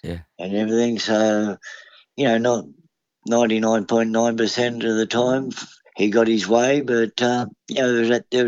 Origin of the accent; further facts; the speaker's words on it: Parramatta, New South Wales, Australia; also born or lived in Wagga Wagga; I was born at Parramatta Hospital and, you know, never really left the area